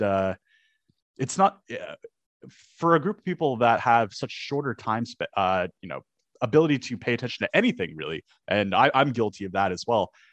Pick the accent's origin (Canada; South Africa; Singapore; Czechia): Canada; as a Canadian